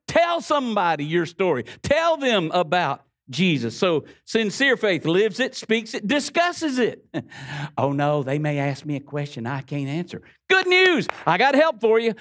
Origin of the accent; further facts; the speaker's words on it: the Florida Panhandle, United States; we grew up here. I know my accent gives me away